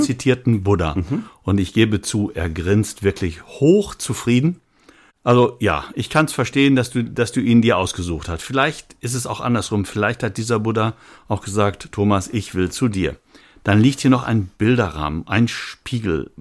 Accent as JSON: {"language": "German", "region": "Rhineland", "country": "Germany", "said": "für mich jetzt mal als Rheinländer"}